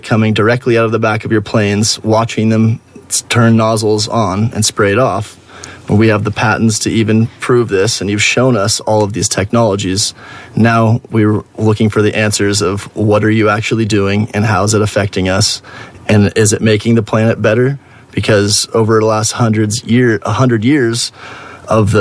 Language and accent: English; Oregon, United States; born and raised in Oregon